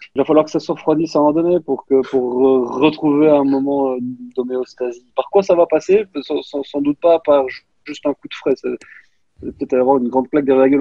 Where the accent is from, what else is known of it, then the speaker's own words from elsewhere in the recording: Belgium; accent: Belgian; mon accent belge